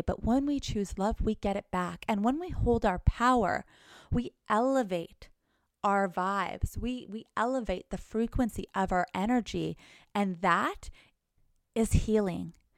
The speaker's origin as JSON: {"language": "English", "town": "Thunder Bay", "region": "Ontario", "country": "Canada", "moved": "yes", "lives_now": "Los Angeles, United States", "said": "go back home to Canada go to my little small town, Thunder Bay"}